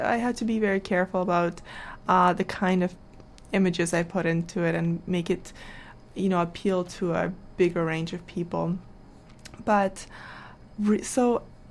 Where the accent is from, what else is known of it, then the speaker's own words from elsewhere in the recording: Canada; also born or lived in Kazakhstan / Vancouver; being in Canada and having that Canadian, you know, being raised in Canada